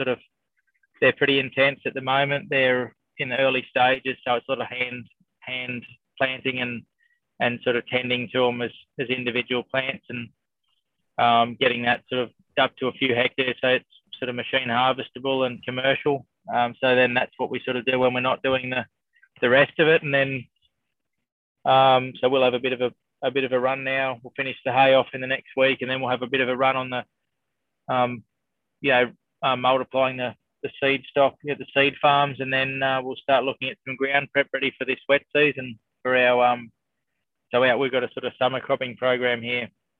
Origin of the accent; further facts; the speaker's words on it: Bathurst, New South Wales, Australia; also born or lived in Sydney, Australia; now in Northern Territory, Australia; I was born in Sydney and then mum and dad bought a little hobby farm out near Bathurst